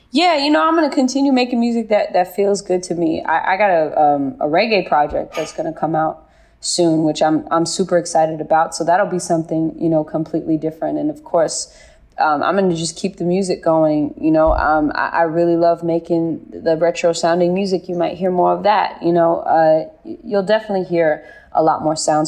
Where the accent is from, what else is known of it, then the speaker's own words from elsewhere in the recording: Bay Area, California, United States; I'm from the Bay Area